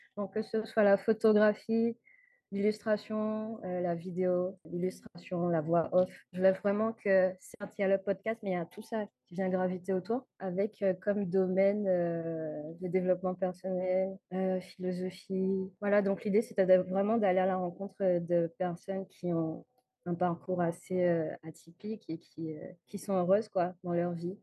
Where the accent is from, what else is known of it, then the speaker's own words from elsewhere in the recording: Guadeloupe; je viens de la Guadeloupe